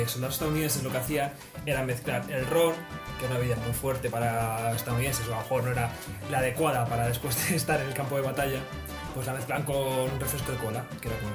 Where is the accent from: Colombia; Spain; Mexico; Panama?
Spain; Catalonia; yo, soy catalán, y en Cataluña no ponen.